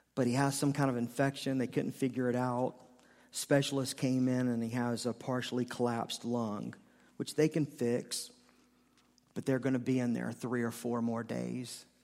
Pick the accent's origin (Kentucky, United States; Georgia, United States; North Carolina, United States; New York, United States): North Carolina, United States; Charlotte; I'm from Charlotte